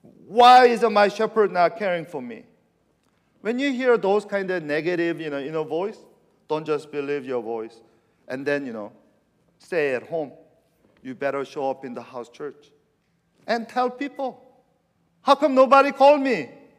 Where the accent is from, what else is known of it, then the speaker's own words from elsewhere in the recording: California, United States; I'm from California, and I like the redwood forest.